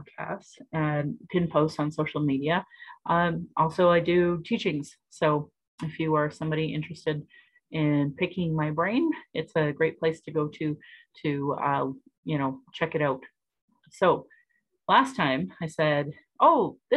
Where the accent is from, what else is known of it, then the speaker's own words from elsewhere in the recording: Calgary, Alberta, Canada; I was born in Calgary